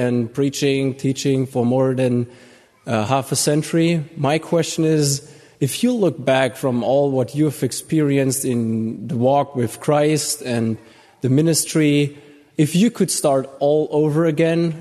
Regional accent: Germany; I'm visiting from Germany.

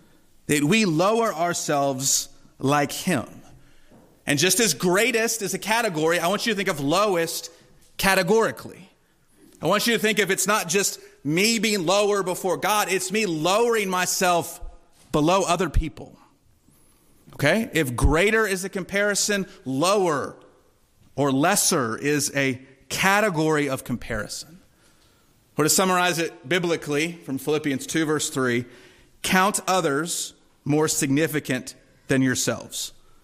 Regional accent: Durham, North Carolina, United States; When I was growing up in Durham, there was a bookstore that my mom loved to take my sister and I to.

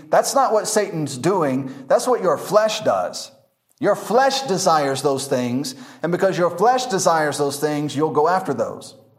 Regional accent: United States; moved away as an adult; now in Masaka, Uganda

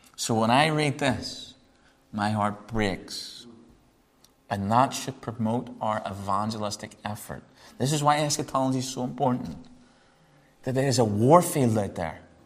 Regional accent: Northern Ireland, United Kingdom; accent: Northern Irish; my Northern Irish accent

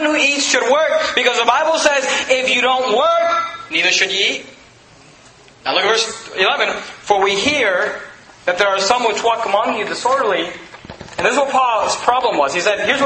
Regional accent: United States; I'm thankful I'm an American. I'm thankful I live in America

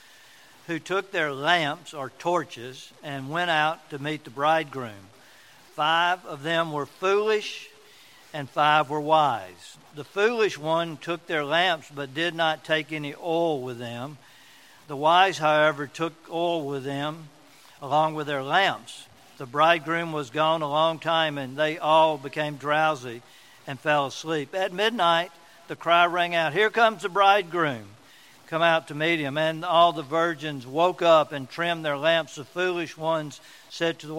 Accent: Port Gibson, Mississippi, United States; accent: redneck; I'm a redneck from Port Gibson, and I grew up saying oil and not oil.

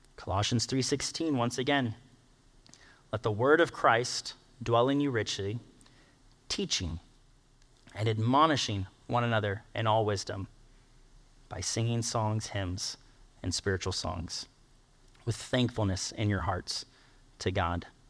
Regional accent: United States; we, being an American culture

